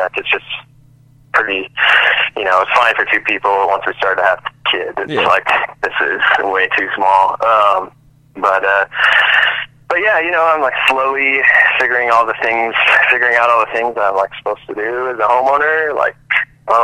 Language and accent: English; Loveland, Colorado, United States; also born or lived in Caldwell, Idaho; Yeah, I am. So we hopped around a bit. So I was born in Loveland, and we lived there until I was about four. Then we moved. Actually, lived in Idaho for a couple years.